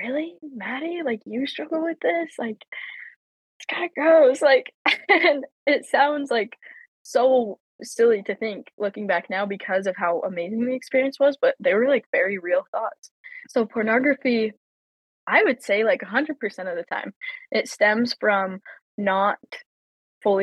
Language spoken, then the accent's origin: English; Logan, Utah, United States; also born or lived in Riverton, Utah / Provo, Utah; I grew up in Logan, Utah, moved to Riverton, Utah at 14.